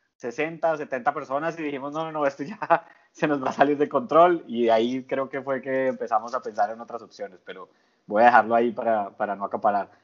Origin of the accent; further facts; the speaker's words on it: Colombia; moved away as an adult; now in Panama; yo vivo en Panamá hace casi nueve años, pero soy colombiano de origen